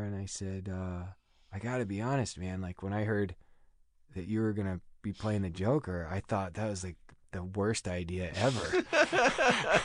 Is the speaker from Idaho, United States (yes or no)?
no; Overland Park, Kansas, United States; moved away as an adult; also born or lived in Chicago; now in Los Angeles, United States; back where I grew up in Kansas